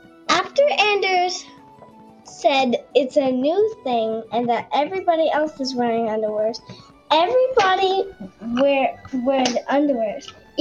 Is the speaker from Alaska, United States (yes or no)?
yes; Alaska, United States; I'm 7. I'm from Alaska.